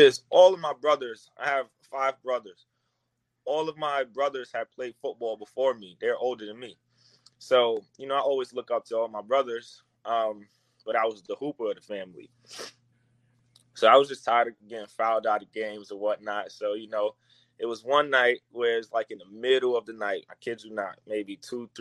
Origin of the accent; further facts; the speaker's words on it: New York City, New York, United States; I'm from the Bronx, New York, coming from the South Bronx